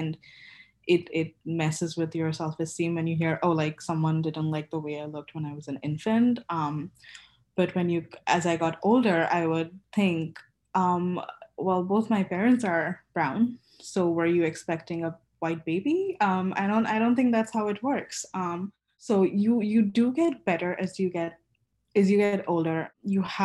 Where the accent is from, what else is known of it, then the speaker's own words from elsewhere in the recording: Kolkata, West Bengal, India; moved away as an adult; I've only been back once, been home once since I moved here, and home is India, Calcutta